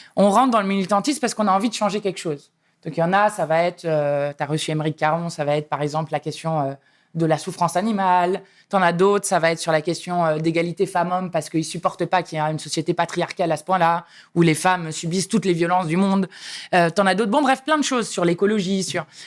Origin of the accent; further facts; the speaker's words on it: Saint-Pryvé-Saint-Mesmin, Centre-Val de Loire, France; moved away; also born or lived in Paris / Grigny; J'habitais dans le Loiret, dans un bled que personne ne connaît, euh, de 4000 habitants, qui s'appelle Saint-Privé-Saint-Mémin.